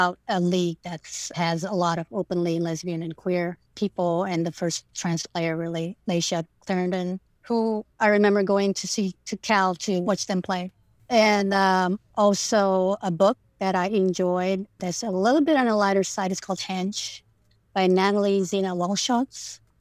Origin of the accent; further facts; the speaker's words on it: Indonesia; first language Indonesian; English is a second language; moved away; I grew up in Indonesia